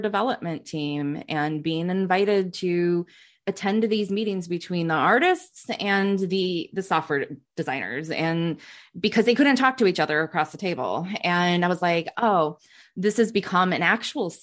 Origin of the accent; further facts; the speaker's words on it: Michigan, United States; I'm half Asian and I grew up in Michigan